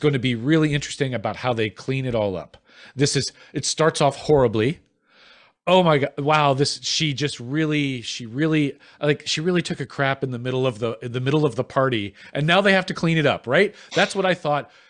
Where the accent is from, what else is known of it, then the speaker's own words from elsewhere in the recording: Midwest, United States; as a Midwesterner